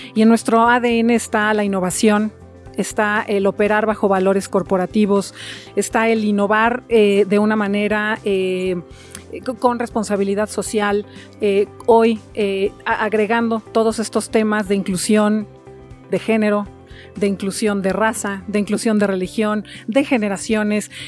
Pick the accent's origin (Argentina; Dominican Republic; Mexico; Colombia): Mexico; yo en lo personal soy una mexicana de hueso colorado